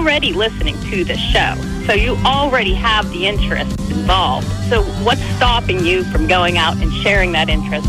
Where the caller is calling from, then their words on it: Murrysville, Pennsylvania, United States; I'm calling from Murraysville, PA.